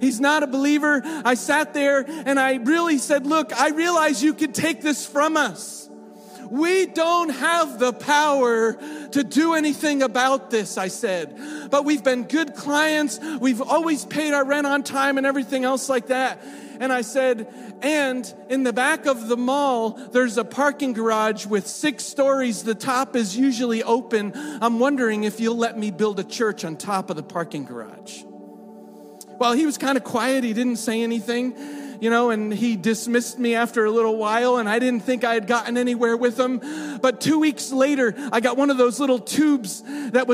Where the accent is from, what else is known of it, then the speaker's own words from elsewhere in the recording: United States; moved away; being American